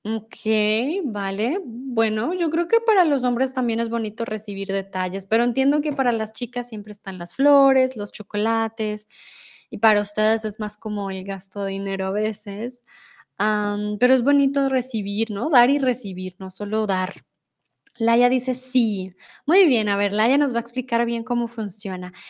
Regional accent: Bogotá, Colombia; Yo vengo de Colombia, soy de Bogotá

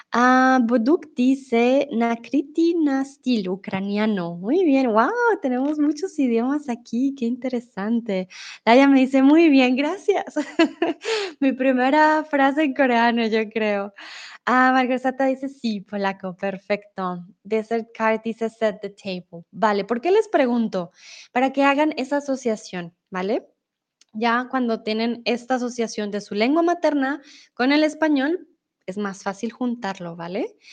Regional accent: Colombia; now in Mexico; de Colombia

